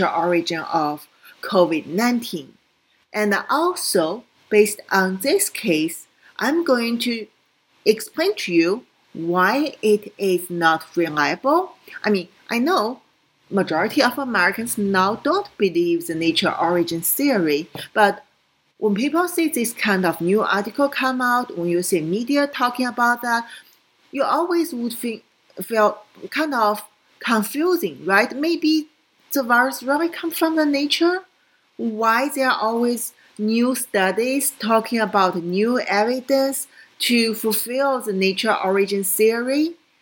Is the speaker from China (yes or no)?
yes; China; moved away; also born or lived in Hong Kong; I came from China